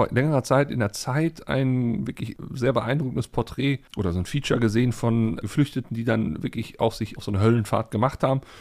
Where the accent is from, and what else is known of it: Germany